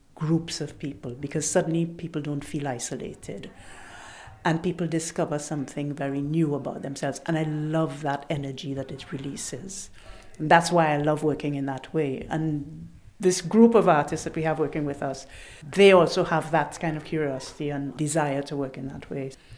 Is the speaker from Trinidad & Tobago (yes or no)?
yes; Trinidad & Tobago; moved away; It's part of my culture growing up in Trinidad.